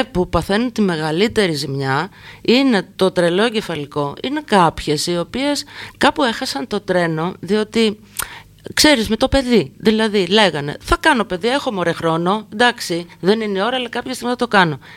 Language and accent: Greek; Volos, Thessaly, Greece; Και εγώ, και εγώ στο Βόλο